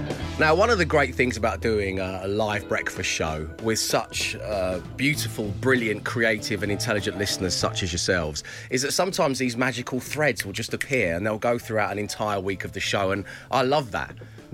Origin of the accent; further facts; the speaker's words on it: Edinburgh, Scotland, United Kingdom; However, I am from Edinburgh, and I have never heard laldy used as a noun